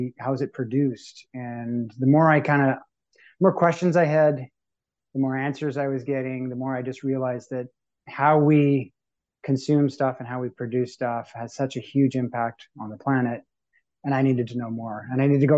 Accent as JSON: {"language": "English", "town": "Winnipeg", "region": "Manitoba", "country": "Canada", "tie": "born or raised there", "moved": "yes", "lives_now": "Toronto, Canada", "said": "I'm from Winnipeg originally, Treaty One territory. And so I say I'm from Winnipeg and I'm from Manitoba, and that's where my roots are, and that's where I'll always call home. So growing up in the prairies"}